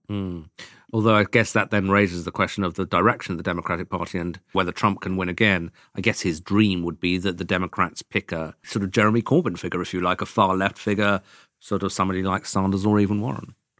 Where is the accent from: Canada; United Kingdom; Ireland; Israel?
United Kingdom; as a Brit who goes to America quite a lot